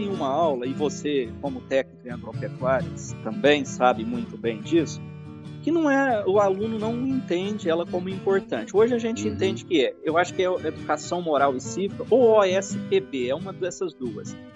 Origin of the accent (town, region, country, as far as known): Rio Verde, Goiás, Brazil; born or raised there; moved away as an adult; also born or lived in Lavras